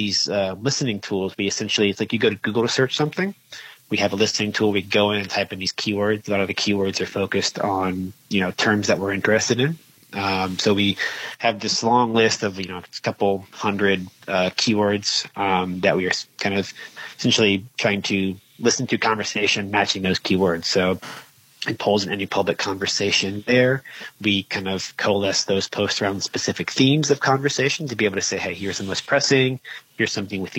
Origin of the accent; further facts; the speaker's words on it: outside of Charleston, South Carolina, United States; I grew up outside of Charleston. I knew I wanted to stay in the state of South Carolina